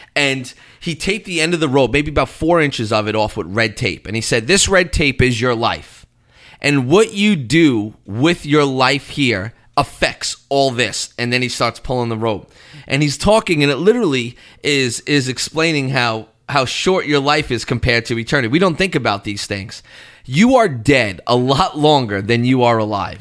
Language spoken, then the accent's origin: English; Canada; moved away; I'm a Canadian, eh?